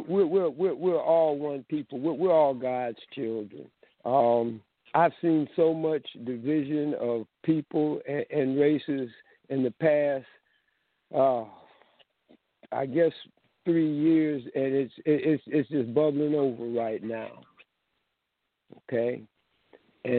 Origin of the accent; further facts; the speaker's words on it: Inkster, Michigan, United States; also born or lived in Detroit, Michigan; now in Texas, United States; I'm from a little town called Inkster, Michigan, which is right outside of Detroit